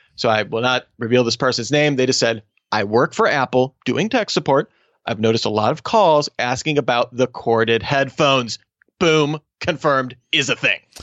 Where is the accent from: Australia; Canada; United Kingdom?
Australia; my home country of Australia